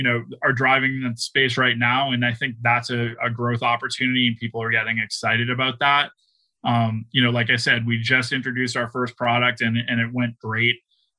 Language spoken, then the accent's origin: English; Boston, Massachusetts, United States; You know, I'm from Boston, so I'm going to use Tom Brady as an example.